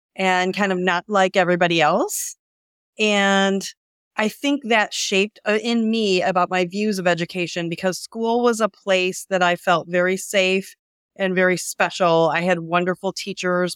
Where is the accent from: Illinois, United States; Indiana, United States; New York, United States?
Indiana, United States; Northwest; I grew up in Northwest Indiana, about an hour from Chicago